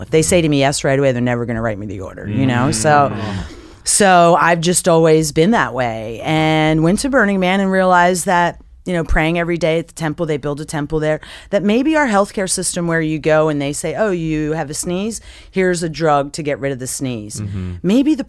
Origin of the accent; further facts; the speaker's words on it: Philadelphia, Pennsylvania, United States; I'm from Philadelphia. I'm 100% Italian, and I'm Taurus the bull